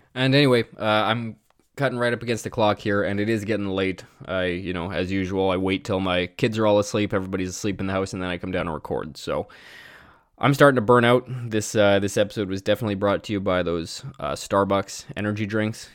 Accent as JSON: {"language": "English", "country": "Canada", "said": "as a Canadian citizen"}